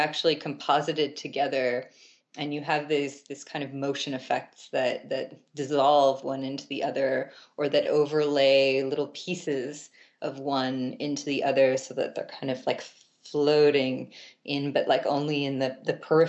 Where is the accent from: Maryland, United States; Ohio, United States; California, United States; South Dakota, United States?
Maryland, United States; Baltimore; I actually grew up in Baltimore proper